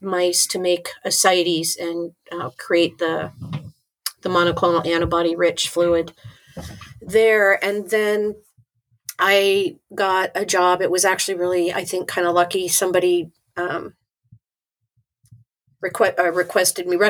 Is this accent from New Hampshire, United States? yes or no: no; Tempe, Arizona, United States; also born or lived in Washington, D.C. / California; when I was 10, we moved to Arizona, and I lived there and pretty much grew up there in Tempe